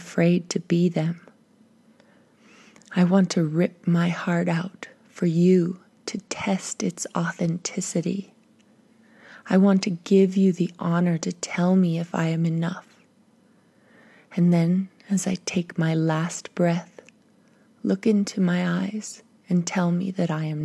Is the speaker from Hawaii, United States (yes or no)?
yes; Hana, Hawaii, United States; now in Glorieta, New Mexico, United States; I recognize the land and water in which I was born and which raised me a sacred space